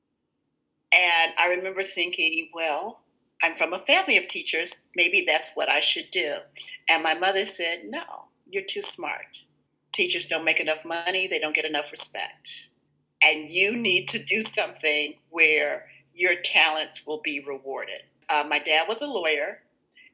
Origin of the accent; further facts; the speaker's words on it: Chicago, Illinois, United States; also born or lived in Dallas, Texas; I went to William Claude Revis Elementary